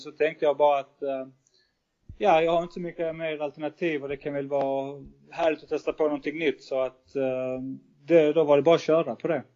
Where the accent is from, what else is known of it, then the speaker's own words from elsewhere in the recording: Sweden; moved away as an adult; now in Malta; jag som svensk